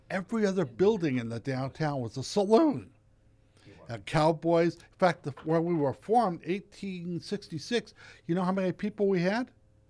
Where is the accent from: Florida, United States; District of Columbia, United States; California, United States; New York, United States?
California, United States; the state of California, which is my home state and where I know and work.